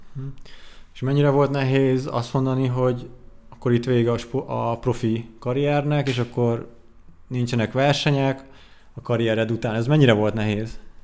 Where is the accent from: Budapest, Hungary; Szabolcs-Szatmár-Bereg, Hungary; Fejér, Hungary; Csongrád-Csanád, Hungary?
Fejér, Hungary; Székesfehérvár; Székesfehérvári vagyok egyébként